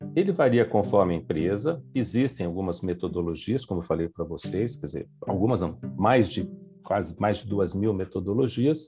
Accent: São Paulo, Brazil; now in Campinas, Brazil; eu sou de São Paulo, moro em Campinas

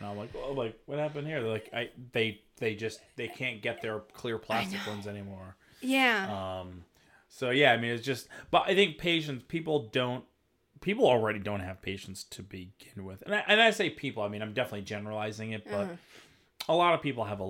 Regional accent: New Bedford, Massachusetts, United States; moved away; I grew up in New Bedford, which is a fishing city.

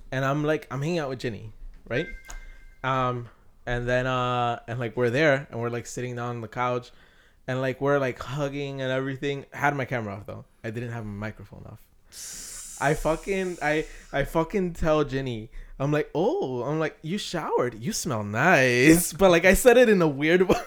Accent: Mexico; I'm from Mexico

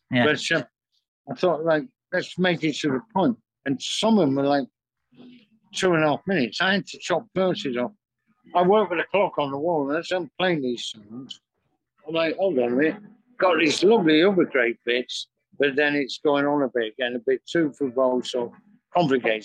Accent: Manchester, North West England, United Kingdom; moved away as an adult; now in London, United Kingdom; we're both from Manchester and we all live around here.

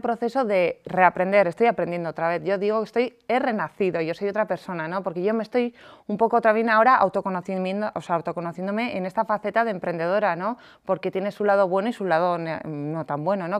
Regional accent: San Sebastián, Basque Country, Spain; moved away as an adult; now in Madrid, Spain; yo soy de San Sebastián, eh, empecé en una gran multinacional y ascendí y me vine a Madrid a vivir.

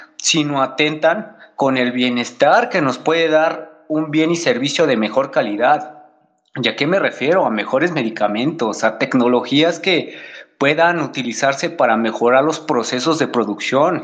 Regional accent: Mexico; nosotros como mexicanos

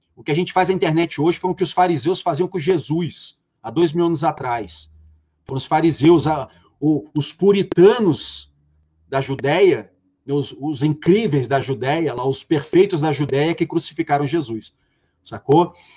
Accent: Rio de Janeiro, Brazil; de onde eu venho, do subúrbio carioca

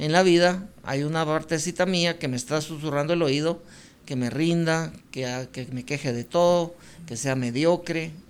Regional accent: Guatemala City, Guatemala Department, Guatemala; yo nací en el Hospital Roosevelt, aquí en la ciudad

